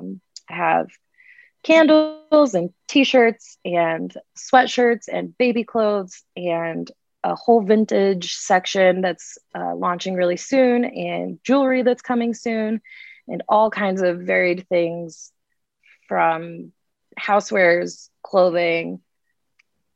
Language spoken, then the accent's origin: English; Colorado, United States; also born or lived in Kentucky; I'm from Colorado, moved away, moved back